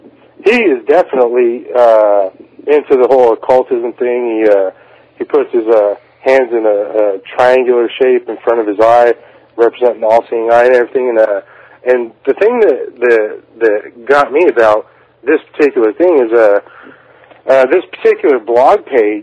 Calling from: Kansas, United States; But calling in because … I'm calling from Kansas, interestingly enough.

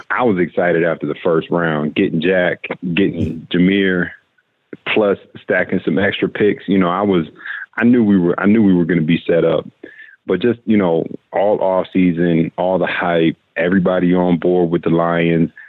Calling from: Kenya; I'm calling in from Kenya.

